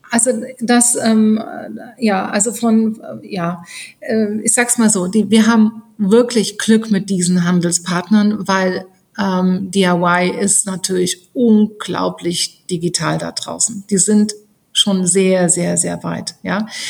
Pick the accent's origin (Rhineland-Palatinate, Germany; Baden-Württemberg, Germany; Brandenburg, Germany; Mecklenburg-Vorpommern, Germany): Rhineland-Palatinate, Germany; bin auf dem Land groß geworden in Rheinland-Pfalz